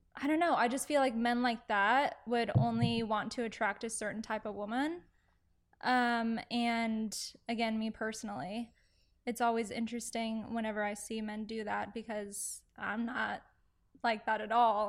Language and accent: English; Aledo, near Fort Worth, Texas, United States; now in Dallas, United States; I grew up in Alito, a little outside, um, of Alito, kind of more in the Fort Worth area